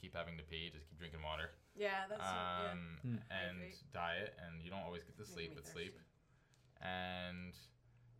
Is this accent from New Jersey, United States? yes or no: yes; New Jersey, United States; I told them I was from Jersey